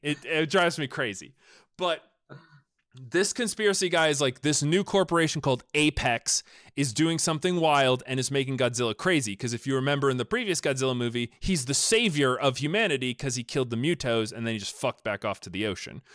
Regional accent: United States; I'm from America

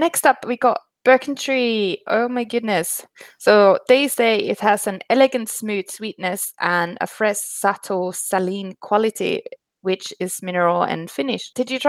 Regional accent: Finland; moved away; When I grew up in Finland, my friend's dad used to drill holes in birch trees and get the sap.

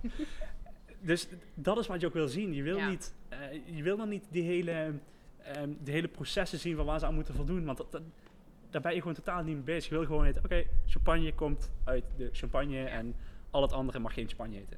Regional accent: IJsselstein, Netherlands; waar ik vandaan kom, eh, uit, eh, IJsselstein

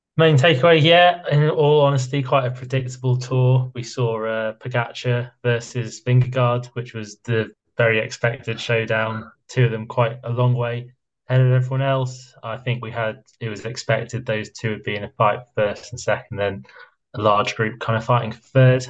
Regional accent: United Kingdom; I'm British

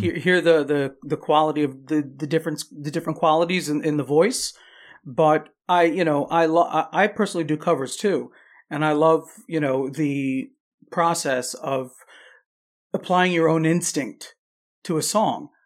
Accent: Long Island, New York, United States; I was born, born and raised on Long Island, New York

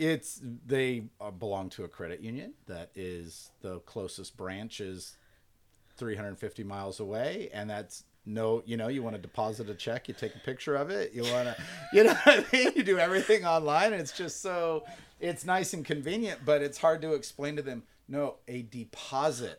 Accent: Garden Grove, California, United States; moved away; I am proud to be from Garden Grove.

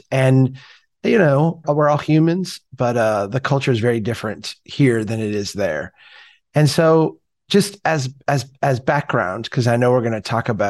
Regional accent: Minnesota, United States; I'm a Minnesotan. We're the other side of the Mississippi River. We're the other end. Literally, the Mississippi River is half a mile that way.

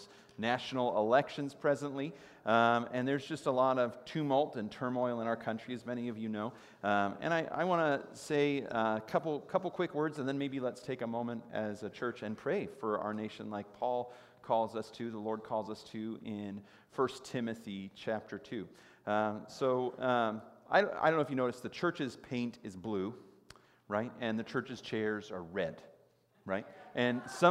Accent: United States; It has been a blessing to grow up here for me personally as an American.

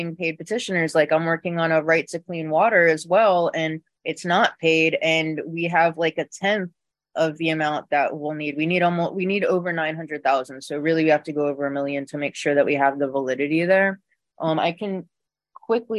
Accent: Florida, United States; born or raised there

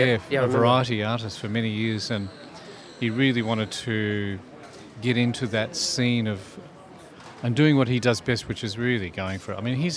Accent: Melbourne, Victoria, Australia; now in Sydney, Australia; And so I'm from Melbourne. My hometown's Melbourne. I was born in Richmond, city lad. So the change to Sydney was a very good timing

